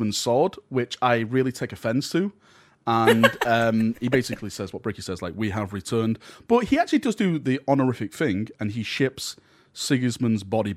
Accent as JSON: {"language": "English", "region": "the north of England", "country": "United Kingdom", "said": "I'm from the Northern England. This is how we speak."}